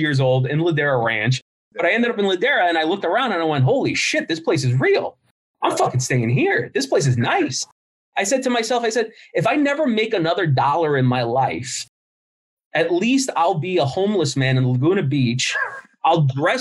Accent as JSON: {"language": "English", "country": "Cuba", "said": "I'm the worst Cuban in the world."}